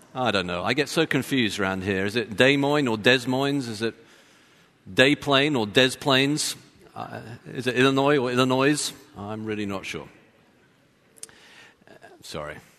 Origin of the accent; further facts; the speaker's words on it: London, United Kingdom; now in Texas, United States; I'm from London. I wasn't born in Texas